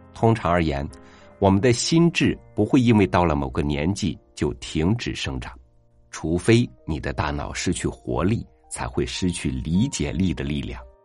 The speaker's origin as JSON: {"language": "Chinese", "country": "China", "said": "我们中国人"}